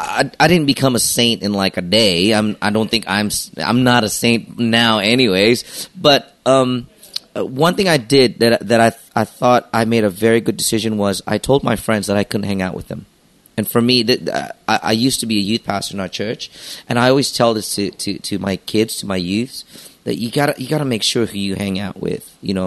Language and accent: English; Los Angeles, California, United States; also born or lived in Jakarta, Indonesia; Well, I was born in Jakarta, but by the time I was 8 or 9 years old, my parents were divorced. So after that, the decision was my mom wanted to take us to move out of the country. So we decided to move to Los Angeles.